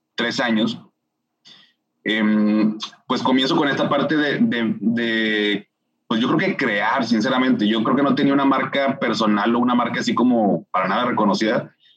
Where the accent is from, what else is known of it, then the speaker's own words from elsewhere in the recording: Monterrey, Nuevo León, Mexico; soy regio, tengo 36 años de, de vivir aquí en, en, Monterrey